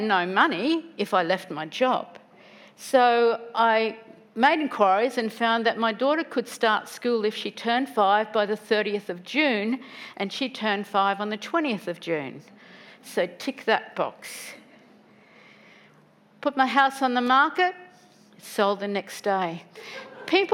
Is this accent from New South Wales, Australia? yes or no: no; Woodridge, Queensland, Australia; I grew up in Woodridge.